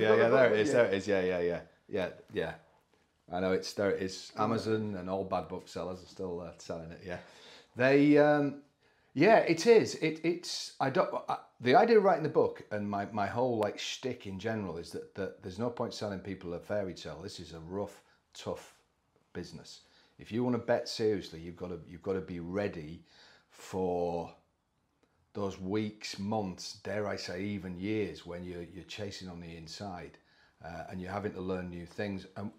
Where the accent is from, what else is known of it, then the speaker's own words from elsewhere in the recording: Scarborough, Yorkshire and the Humber, United Kingdom; born there; Yeah, I was born in Scarborough, not from a racing background at all. So fairly near Malton